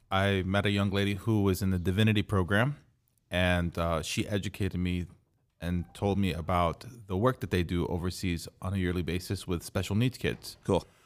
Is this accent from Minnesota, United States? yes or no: no; Texas, United States; Correct in but, Texas.